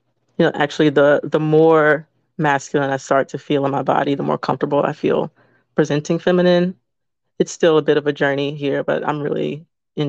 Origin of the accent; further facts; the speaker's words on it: Orangeburg, South Carolina, United States; Yes, so I'm born and raised in the US in the South. I'm from Orangeburg. It's a small town in the state of South Carolina